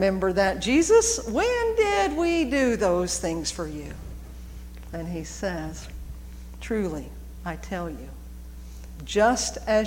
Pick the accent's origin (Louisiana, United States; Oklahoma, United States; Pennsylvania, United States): Oklahoma, United States; Norman; also born or lived in Edmond, Oklahoma; I grew up in McFarland. McFarland was a very large church in Norman.